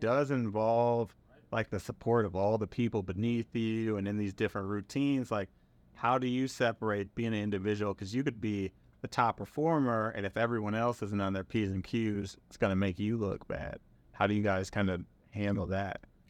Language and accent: English; Milwaukee, Wisconsin, United States; moved away as an adult; I was from Milwaukee, Wisconsin, had never really left the city before